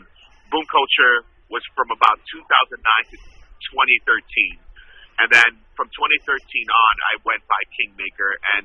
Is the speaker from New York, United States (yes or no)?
yes; New York City, New York, United States; moved away; I was born and raised in Brooklyn, New York